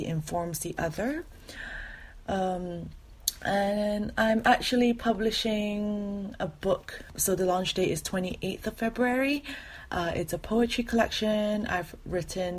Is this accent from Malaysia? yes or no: yes; Malaysia; now in London, United Kingdom; I am currently living in London. I am Malaysian Chinese